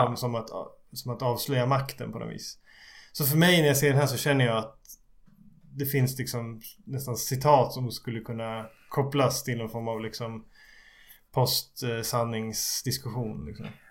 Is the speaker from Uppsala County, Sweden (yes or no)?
yes; Skutskär, Uppsala County, Sweden; jag såg på en liten Folkets bio hemma i Skutskär